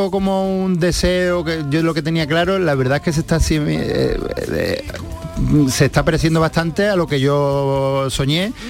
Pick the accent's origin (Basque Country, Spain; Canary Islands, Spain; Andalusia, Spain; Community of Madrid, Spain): Andalusia, Spain; Seville; como sevillano por, intentar poner mi granito de arena y hacer algo por Sevilla